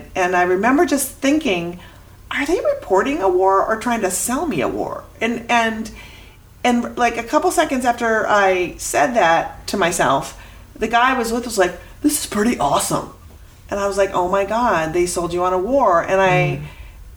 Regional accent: Minnesota, United States; moved away; I'm from Minnesota

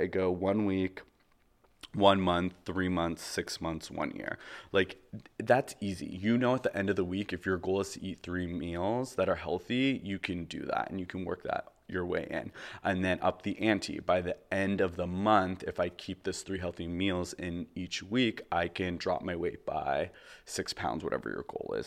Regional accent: Canada; moved away as an adult; also born or lived in Toronto; now in Los Angeles, United States; I am from Canada

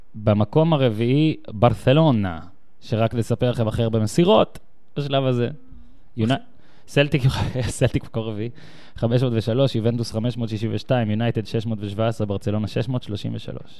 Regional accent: Tel Aviv, Tel Aviv District, Israel; אני בא מישראל, מתל אביב

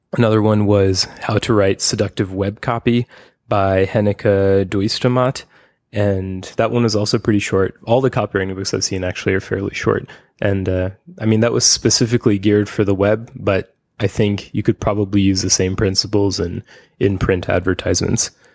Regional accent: United States; now in Taiwan; I live in Taiwan as an American.

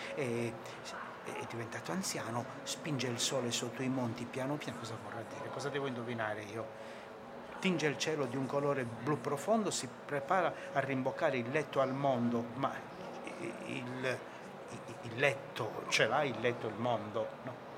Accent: Sardinia, Italy; io sono sardo

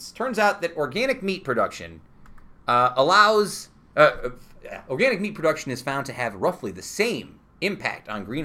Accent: New York, United States; I'm from New York.

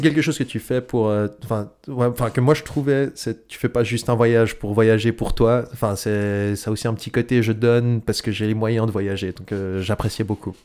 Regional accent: Switzerland; on est suisse

